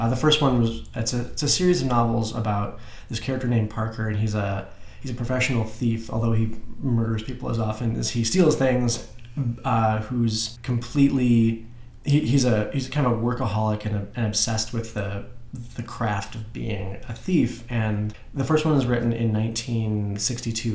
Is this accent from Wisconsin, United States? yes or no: yes; Madison, Wisconsin, United States; I grew up in Madison, Wisconsin